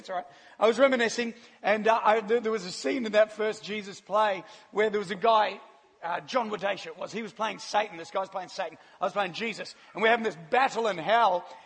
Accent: Christchurch, Canterbury, New Zealand; moved away as an adult; now in Australia; I grew up in Christchurch, New Zealand

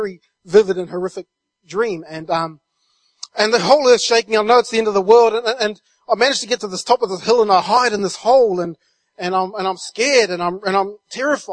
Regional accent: New Zealand; moved away as an adult; I'm from New Zealand, And I've been over here since 1999, but back in New Zealand, I was raised in a really small rural community

